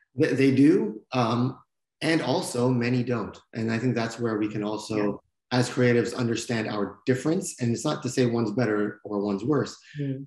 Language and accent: English; Canada; moved away as an adult; also born or lived in California; this Canadian young man